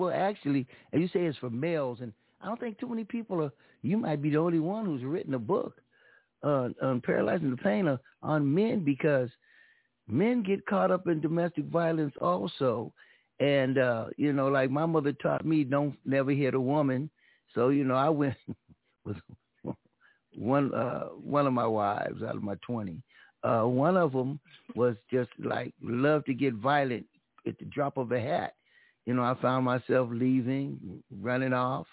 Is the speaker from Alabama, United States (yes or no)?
no; Pomona, California, United States; my hometown, Pomona